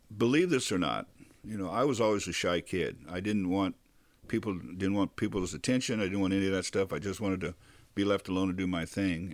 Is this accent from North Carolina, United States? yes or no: no; Bakersfield, California, United States; also born or lived in Ventura; growing up in Bakersfield